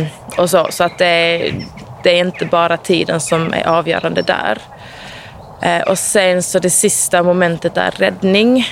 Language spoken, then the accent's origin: Swedish; Eslöv, Skåne, Sweden; Jag är, jag är från Eslöv